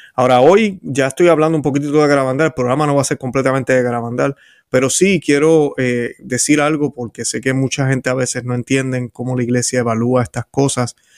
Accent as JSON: {"language": "Spanish", "country": "Puerto Rico", "tie": "born or raised there", "said": "yo recuerdo haber visto de pequeño en la televisión en Puerto Rico"}